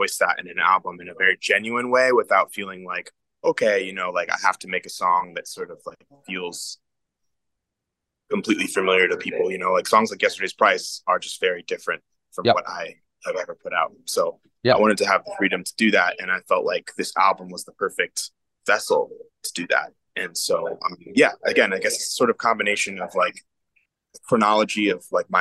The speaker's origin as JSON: {"language": "English", "region": "Ohio", "country": "United States", "tie": "born or raised there", "moved": "yes", "lives_now": "New York City, United States", "said": "growing up in Ohio"}